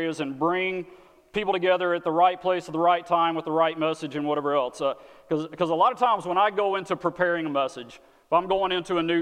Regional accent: Texas, United States; moved away as an adult; now in Wisconsin, United States; I am not from Wisconsin, okay? I am from the great nation of Texas

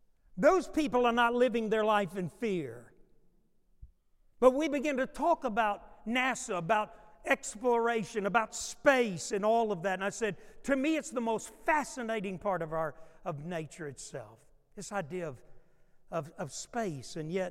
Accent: New York, United States; born there; I was born in New York. I said, I guess I'm from New York.

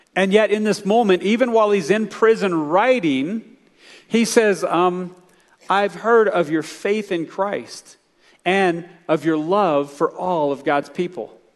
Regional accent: United States; as American believers

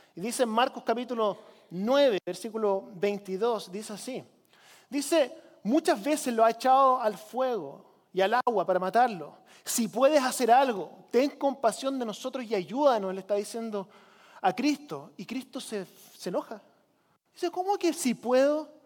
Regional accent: Chile; now in United States; Con mi esposa nosotros crecimos en Chile.

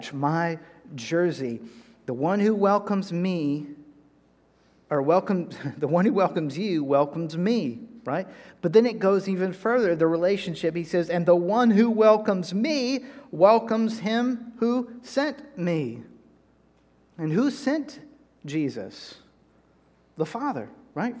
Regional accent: North Carolina, United States; moved away; also born or lived in Texas; I'm from North Carolina

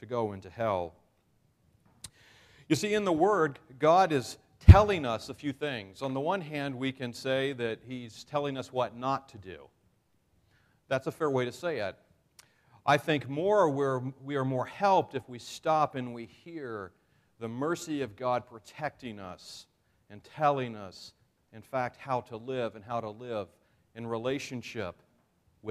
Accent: New York, United States; I am a New Yorker

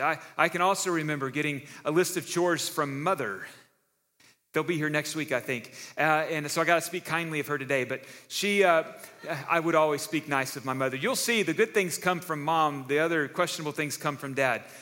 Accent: Texas, United States; moved away; now that I'm a Texan again

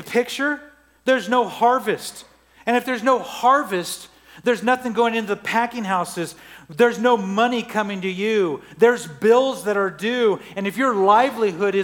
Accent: Central Valley, California, United States; moved away; I grew up in the Central Valley in California, millions of acres of oranges

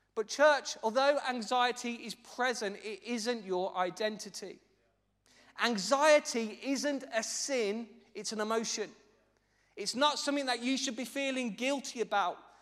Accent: Birmingham, West Midlands, United Kingdom; as you'll be able to tell by my dulcet, very exotic tones as I preach, I'm actually from Birmingham

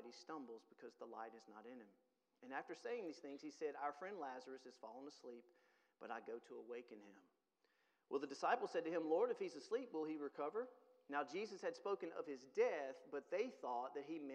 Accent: Mississippi, United States; now in Tennessee, United States; I'm from Mississippi

